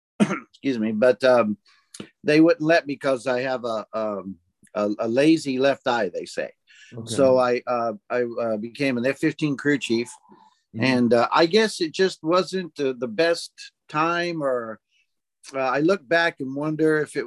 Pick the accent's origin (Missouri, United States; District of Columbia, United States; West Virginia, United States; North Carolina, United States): Missouri, United States; Southeast; moved away as an adult; now in Japan; Mostly Southeast Missouri area.